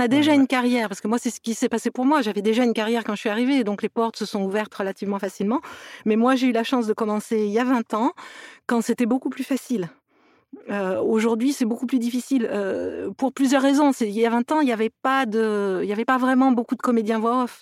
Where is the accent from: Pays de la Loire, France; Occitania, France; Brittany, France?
Occitania, France; near Toulouse; also born or lived in Metz / Montpellier / England; now in Los Angeles, United States; je suis née à Metz, mais j'ai passé mon enfance près de Toulouse. Donc, euh, donc je me sens toulousaine